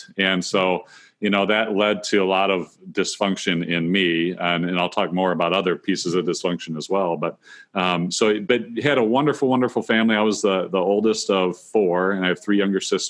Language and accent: English; Northwest Ohio, United States; I grew up in Northwest Ohio, and which is where I live today